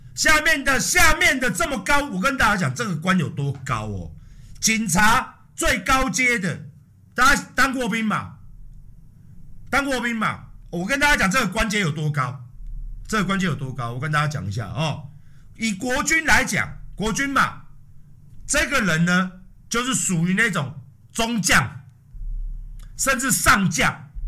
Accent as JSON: {"language": "Chinese", "country": "Taiwan", "said": "保卫保卫我们台湾人。生命财产安全"}